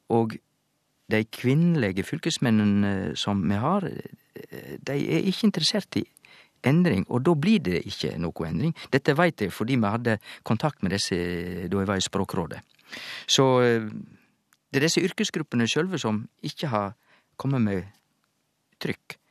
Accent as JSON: {"language": "Norwegian", "area": "Sogn", "region": "Vestland", "country": "Norway", "accent": "Sogn dialect", "said": "i mitt sognamål så heter det badnabodden"}